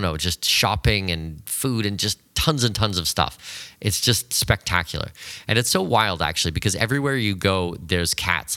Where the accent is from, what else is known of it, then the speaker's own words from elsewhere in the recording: Canada; moved away; also born or lived in Abu Dhabi; I'm Canadian and my wife is from China